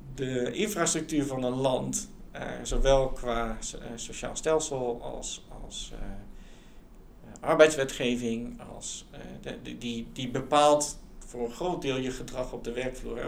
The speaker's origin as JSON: {"language": "Dutch", "country": "Netherlands", "also_born_or_lived": "England / United States", "moved": "as an adult", "said": "ik was letterlijk de enige Nederlander"}